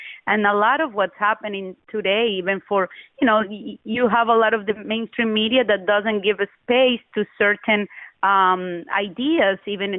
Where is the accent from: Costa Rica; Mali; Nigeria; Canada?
Costa Rica; moved away as an adult; also born or lived in Cuba; now in United States; I'm Cuban by birth. I tell people I'm Costa Rican by adoption, and I am an American by choice.